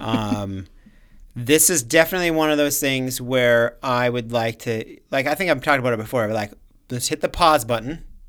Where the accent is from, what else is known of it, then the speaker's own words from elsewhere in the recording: Minnesota, United States; we're from, from Minnesota.